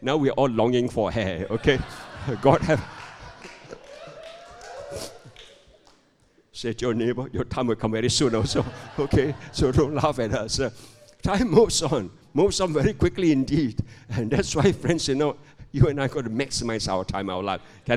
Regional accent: Malaysia; I'm a pastor from Malaysia

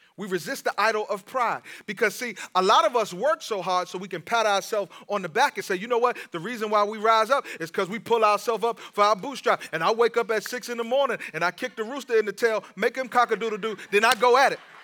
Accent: Washington, District of Columbia, United States; I'm from Washington, D C.

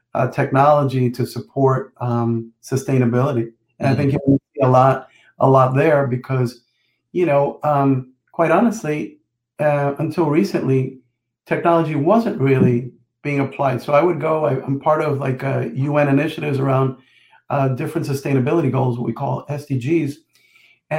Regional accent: Jersey City, New Jersey, United States; growing up in Jersey City, New Jersey

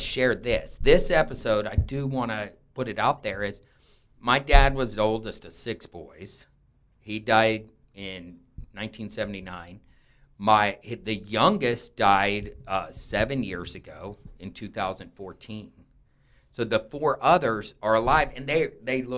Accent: South Texas, United States; I call it a South Texas mentality because I grew up in South Texas

